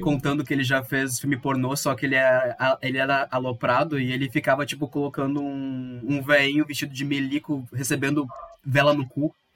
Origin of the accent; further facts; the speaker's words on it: Viamão, Rio Grande do Sul, Brazil; eu sou de Viamão também.